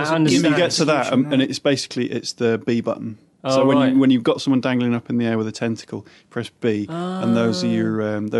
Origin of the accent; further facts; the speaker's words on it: Leeds, Yorkshire and the Humber, United Kingdom; accent: Northern; also born or lived in West Country; I grew up in Yorkshire, I grew up in Leeds. But I spent the rest of my life in the West Country.